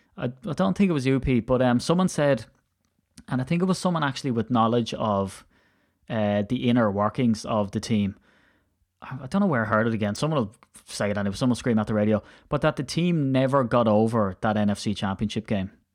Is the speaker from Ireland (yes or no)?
yes; Ireland; now in United Kingdom; I'm he, so Irish and I don't put H's where I put T's